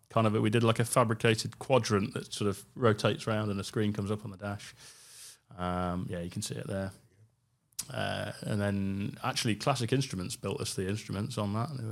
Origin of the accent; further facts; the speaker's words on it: United Kingdom; being a Brit